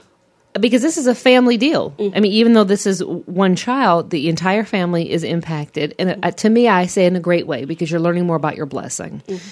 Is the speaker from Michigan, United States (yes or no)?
yes; Michigan, United States; I'm from Michigan